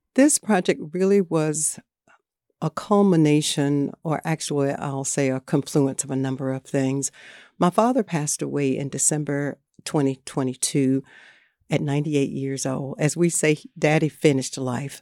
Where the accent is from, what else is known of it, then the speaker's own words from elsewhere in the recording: Margarettsville, North Carolina, United States; I'm from Northampton County, a little town called Margarettsville. It's right there on the Northampton County, North Carolina, Southampton County, Virginia line.